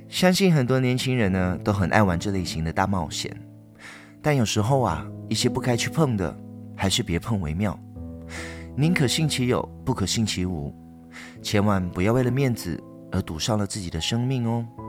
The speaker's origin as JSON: {"language": "Chinese", "town": "Ipoh", "region": "Perak", "country": "Malaysia", "tie": "born or raised there", "said": "在我的家乡怡保有一个运动公园，叫做 Polo Ground"}